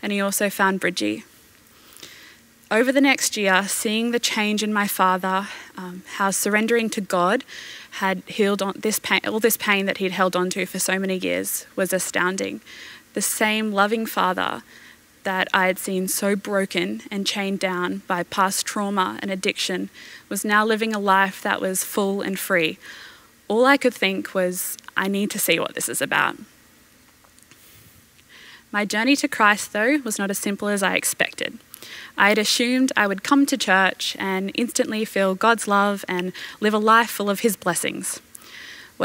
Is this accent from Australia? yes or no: yes; Brisbane, Queensland, Australia; I was born in Brisbane and I've lived here my entire life.